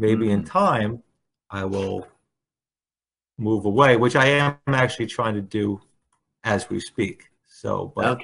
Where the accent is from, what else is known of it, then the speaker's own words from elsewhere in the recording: Bayonne, New Jersey, United States; also born or lived in Staten Island, New York; I grew up in Bayonne, and I went to college in Staten Island